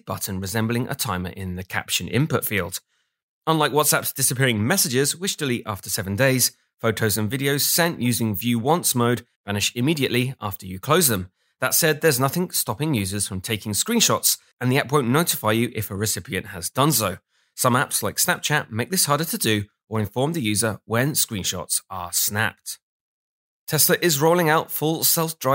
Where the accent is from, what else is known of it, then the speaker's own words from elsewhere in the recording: England, United Kingdom; I'm English